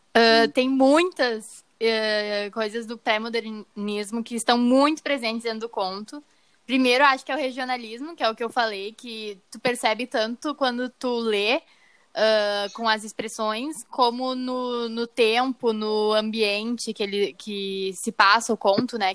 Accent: Gaúcho, Rio Grande do Sul, Brazil; nós quatro aqui que somos gaúchos

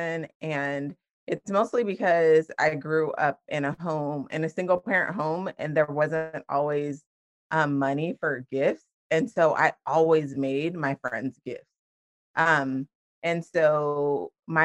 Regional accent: Washington, United States; moved away as an adult; now in Florida, United States; I am originally from Washington State, and I grew up there, lived there until I was 18, and then I moved to Florida, and I have been here ever since.

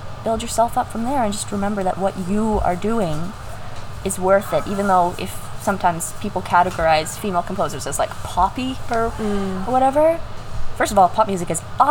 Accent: Kingsville, Ontario, Canada; I come from Kingsville

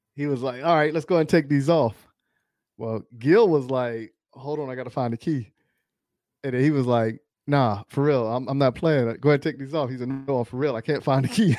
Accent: Charlotte, North Carolina, United States; I grew up in Charlotte

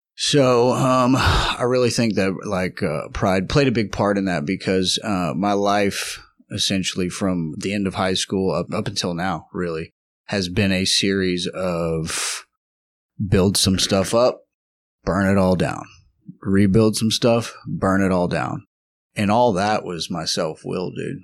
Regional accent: Lubbock, Texas, United States; moved away; also born or lived in Houston, Texas; I am originally from Lubbock, Texas

